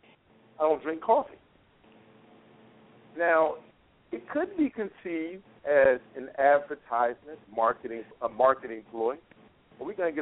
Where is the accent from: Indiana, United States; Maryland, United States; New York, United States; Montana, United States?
New York, United States; New York City; now in Las Vegas, United States; I'm from New York. Bed-Stuy